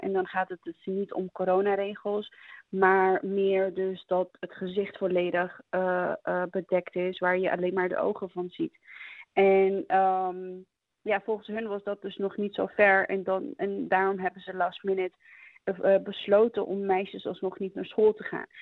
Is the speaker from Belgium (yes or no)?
no; Afghanistan; moved away; wij als Afghanen